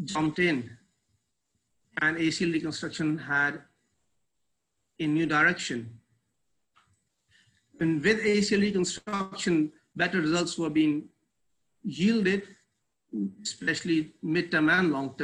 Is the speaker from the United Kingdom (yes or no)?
no; Pakistan; now in Karachi, Pakistan; I am basically from Pakistan.